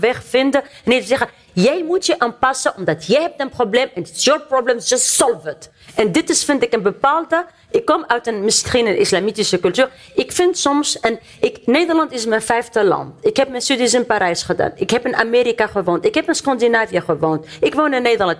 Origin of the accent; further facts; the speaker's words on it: Tunisia; now in Netherlands; ik kom uit Tunesië, uit Noord-Afrika. Ik ben opgegroeid in islamitische cultuur.